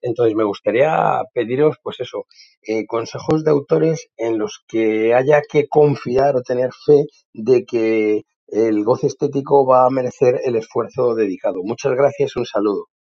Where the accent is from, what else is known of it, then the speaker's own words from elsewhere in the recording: Madrid, Community of Madrid, Spain; now in Bordeaux, France; soy de Madrid, aunque vivo en Burdeos, os escucho desde aquí